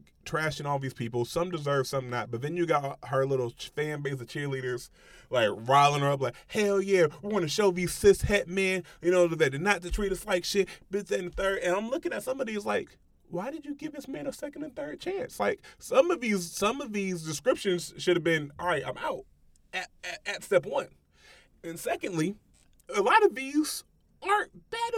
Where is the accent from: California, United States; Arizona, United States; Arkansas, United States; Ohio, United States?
Ohio, United States; Middletown; I grew up in Middletown, Ohio.